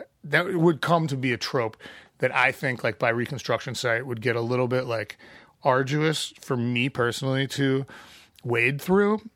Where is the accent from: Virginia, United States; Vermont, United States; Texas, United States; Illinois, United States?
Illinois, United States; Chicago; We were from Chicago. Our license plate said Illinois